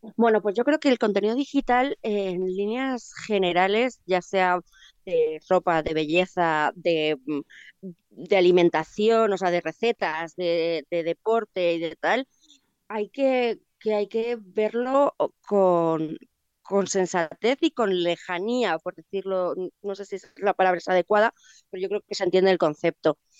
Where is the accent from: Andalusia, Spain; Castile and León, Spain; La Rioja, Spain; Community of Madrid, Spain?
Community of Madrid, Spain; Madrid; como madrileña